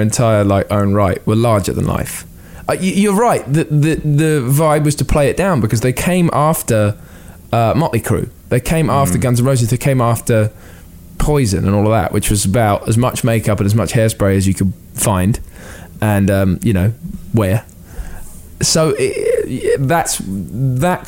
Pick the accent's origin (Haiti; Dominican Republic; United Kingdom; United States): United Kingdom; as a British person